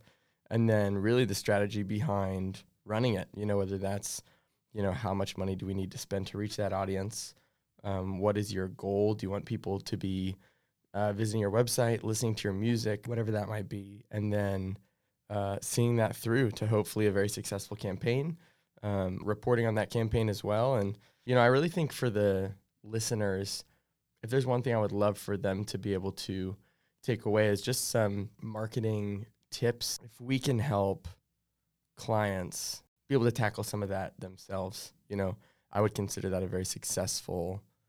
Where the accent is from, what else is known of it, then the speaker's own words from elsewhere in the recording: Kansas, United States; also born or lived in Franklin, Tennessee; now in Nashville, United States; But I grew up in Kansas, and then, thank heavens, we moved back to Nashville about just shy of 10 years ago now.